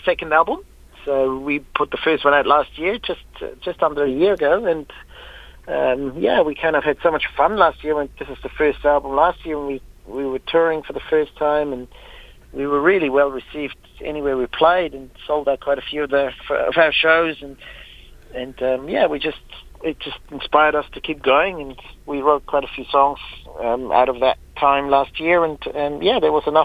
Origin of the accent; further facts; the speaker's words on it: Switzerland; now in New Plymouth, New Zealand; I'm originally from Switzerland